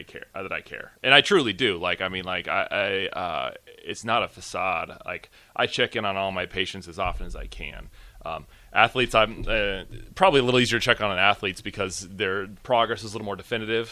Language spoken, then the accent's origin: English; Gretna, Nebraska, United States; I grew up pretty much in Nebraska